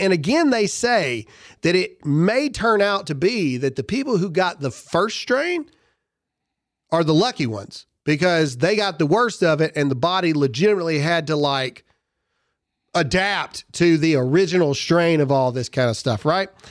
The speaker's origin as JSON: {"language": "English", "region": "Mississippi", "country": "United States", "tie": "born or raised there", "said": "Mississippi tried to do this a long time ago, my home state"}